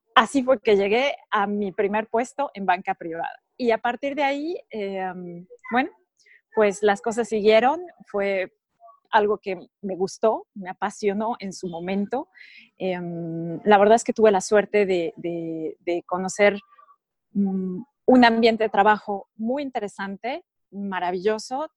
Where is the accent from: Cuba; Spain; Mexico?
Mexico; moved away as an adult; also born or lived in Monaco; now in Switzerland; yo soy mexicana, nací y crecí en México.